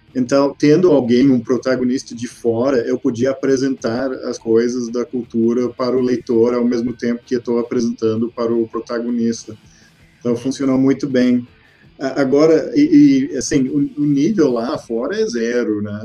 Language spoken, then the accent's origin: Portuguese; Texas, United States; Portuguese is a second language; moved away as an adult; also born or lived in Porto Alegre, Brazil; now in Brazil; nasci no Texas. Eu, eu, morei lá, me formei, estudei na, até na faculdade.